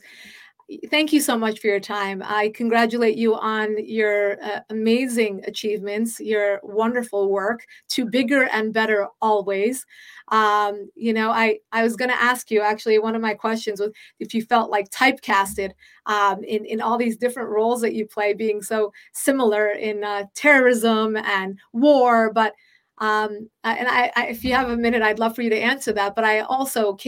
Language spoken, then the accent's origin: English; United States; I was born in the United States